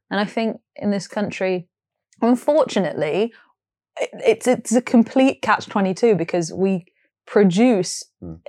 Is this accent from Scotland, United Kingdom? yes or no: no; Nottingham, East Midlands, United Kingdom; now in London, United Kingdom; I grew up in Nottingham